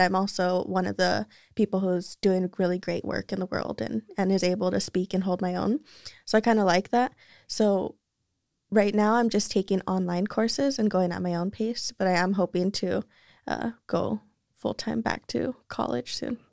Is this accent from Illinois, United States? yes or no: no; Salinas, California, United States; also born or lived in Soledad; I grew up in Salinas